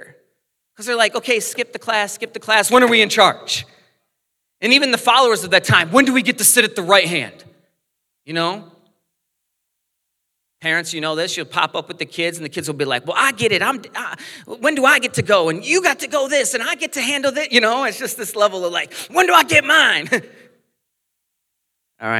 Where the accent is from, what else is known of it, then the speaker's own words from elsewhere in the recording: United States; growing up in America, most of the things we watch, people speak our language